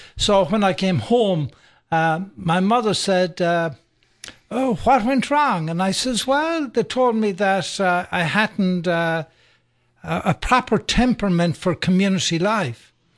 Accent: Sligo, Connacht, Ireland; moved away as an adult; now in Atlanta, United States; I grew up in Ireland, by the way, um, and, uh, in a place called, uh, Sligo, County Sligo.

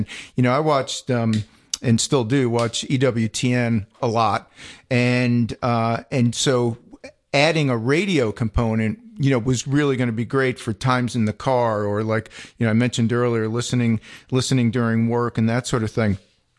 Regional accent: Staten Island, New York, United States; So I grew up on Staten Island, right? Southernmost point of New York State, 16 years of Catholic school.

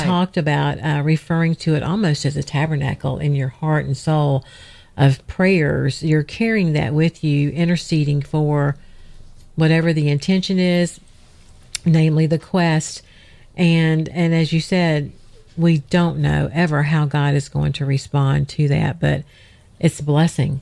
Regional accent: Georgia, United States; Georgia grown. I'm from Georgia

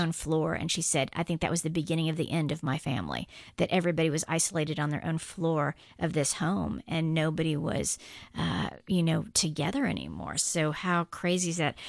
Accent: Guam; moved away as an adult; I grew up on Guam, age two to seventeen

